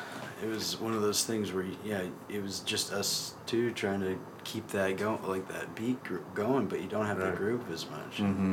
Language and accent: English; Kitsap Peninsula, Washington, United States; moved away as an adult; also born or lived in Portland; now in Seattle, United States; Kitsap Peninsula.